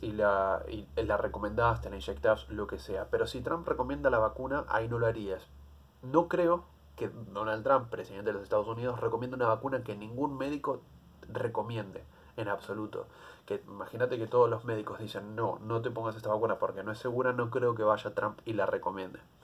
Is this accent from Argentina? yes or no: yes; Argentina; como argentino